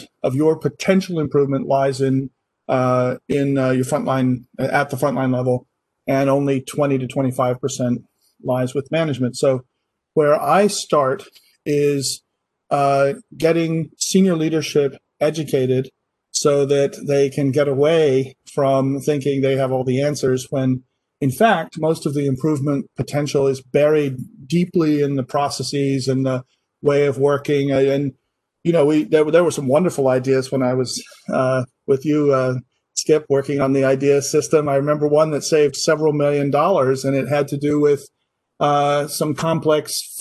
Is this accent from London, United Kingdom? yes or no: no; Scotland, United Kingdom; moved away as an adult; also born or lived in Baltimore, United States; now in Massachusetts, United States; I grew up in Scotland. I'm half British. I did my university over there